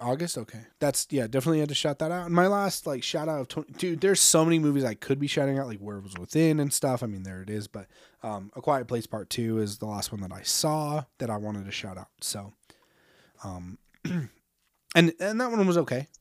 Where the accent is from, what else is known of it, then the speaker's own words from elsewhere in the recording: United States; as an American